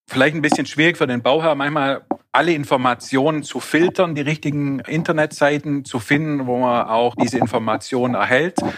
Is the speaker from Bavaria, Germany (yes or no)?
no; Baden-Württemberg, Germany; Als Schwabe stellt sich dann mir natürlich gleich die Frage, was das alles kostet.